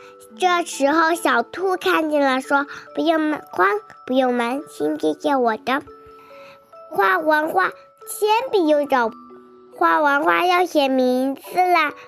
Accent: Pingxiang, Jiangxi, China; 我今天五岁了，我来自江西省萍乡市。

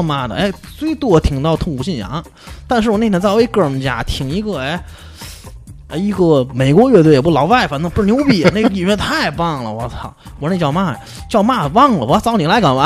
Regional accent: Tianjin, China; 咱们天津人说话

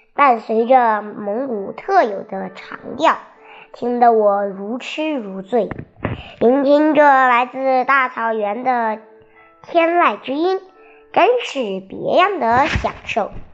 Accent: Shandong, China; 得知我们是山东的游客后

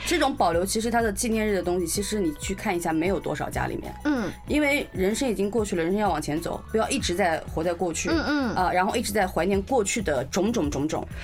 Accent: China; 类似于我们中国人教的厨堂式的一个地方

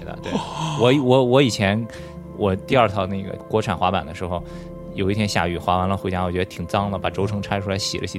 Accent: Qingdao, Shandong, China; 我是青岛人

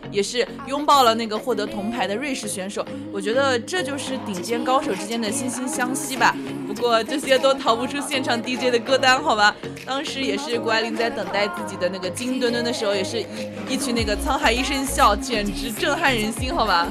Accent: China; 我们中国人

